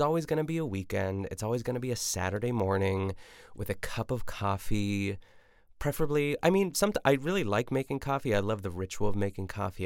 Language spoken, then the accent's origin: English; United States; I'm an American